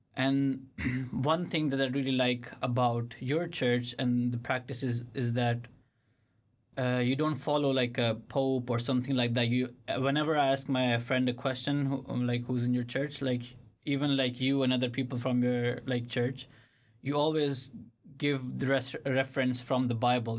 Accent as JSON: {"language": "English", "country": "Pakistan", "tie": "born or raised there", "moved": "yes", "said": "when I was growing up in Pakistan, it's a m, Islamic country"}